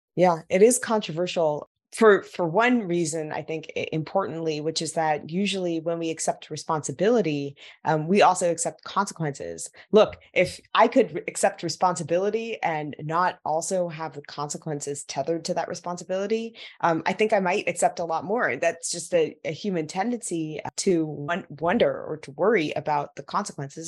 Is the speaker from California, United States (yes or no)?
yes; Silicon Valley, California, United States; I grew up in Silicon Valley